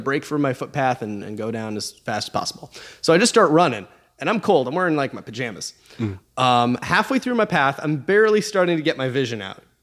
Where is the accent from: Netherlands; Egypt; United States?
United States; Alaska; I'm from Alaska